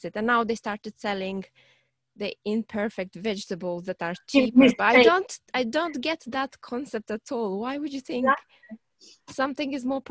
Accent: Moldova; now in United Kingdom; when I was growing up in Moldova

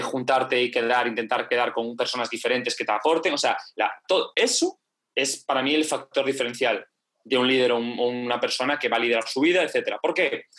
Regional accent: Galicia, Spain; soy gallego

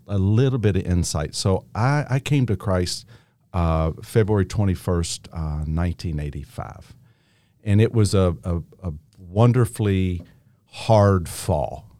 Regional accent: Henderson, Kentucky, United States; also born or lived in Newburgh, Indiana; I am from Henderson, Kentucky.

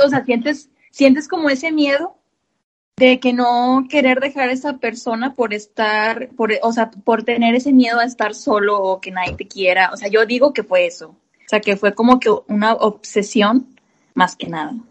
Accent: Montemorelos, Nuevo León, Mexico; soy de Montemorelos, Nuevo León

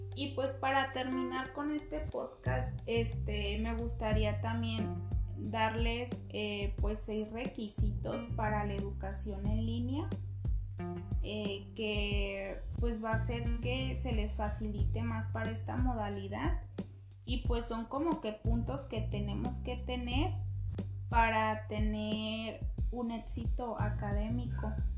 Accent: Jamay, Jalisco, Mexico; soy de Jamay, Jalisco

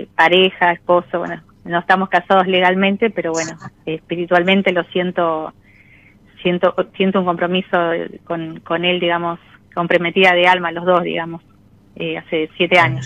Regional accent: José C. Paz, Buenos Aires Province, Argentina; soy de mm, eh, José Cepaz, eh, de la provincia de Buenos Aires

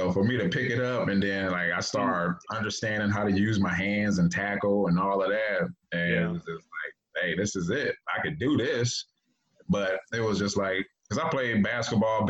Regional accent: Cleveland, Ohio, United States; moved away as an adult; also born or lived in San Francisco; growing up in Cleveland was tough, man. I grew up in the inner city

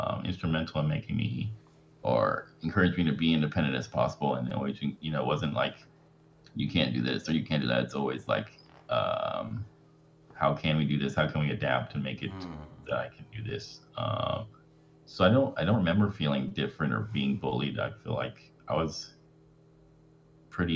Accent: Houston, Texas, United States; And then I went to college about an hour away from my hometown by myself. And then I moved back home in Houston

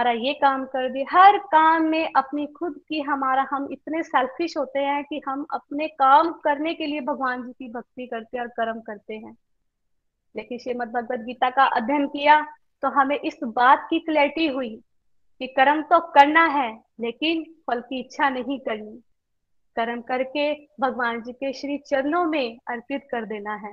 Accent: Karnal, Haryana, India; मैं करनाल से बिलोंग करती हूँ

